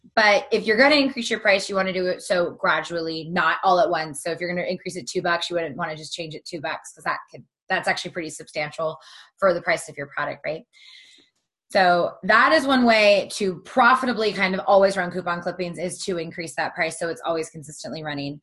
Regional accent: Southern California, United States; also born or lived in Pittsburgh; I'm from Southern California.

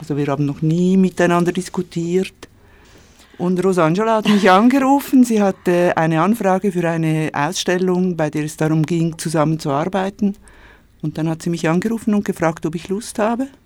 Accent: Switzerland; Ich bin in der Schweiz geboren und aufgewachsen.

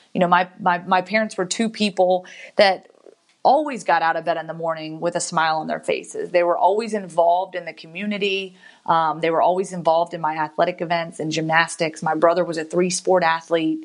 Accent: Giles County, Virginia, United States; moved away as an adult; also born or lived in Guantanamo Bay, Cuba; now in Birmingham, United States; I grew up around Virginia Tech

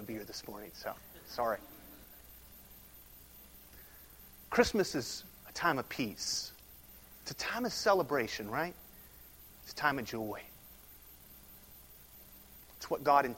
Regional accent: United States

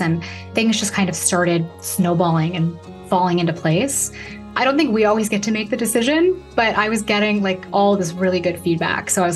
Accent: Chicago area, Illinois, United States; also born or lived in Traverse City, Michigan; My grandmother was an opera singer who had a voice studio downtown at the Fine Arts Building here in Chicago. My father was in there were five of them. They were called Stuck in the 50s, and they sang doo-wop in my hometown

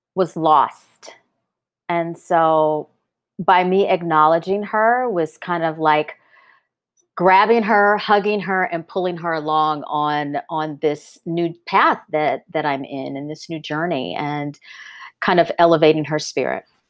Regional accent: North Louisiana, United States; growing up in Louisiana, exposed, uh, 'cause I grew up in a college town

